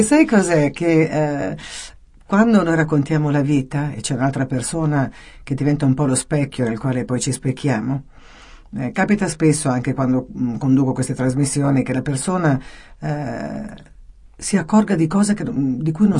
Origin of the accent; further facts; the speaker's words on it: Calabria, Italy; anch'io sono calabrese